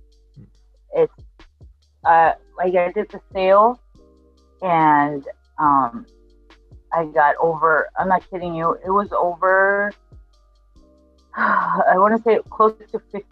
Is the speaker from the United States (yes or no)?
no; Argentina; moved away; I'm from Argentina